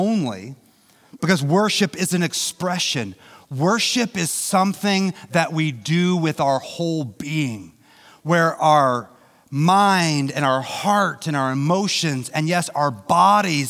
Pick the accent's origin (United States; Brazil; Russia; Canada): United States; St. Joseph, Missouri; I grew up in St. Joe.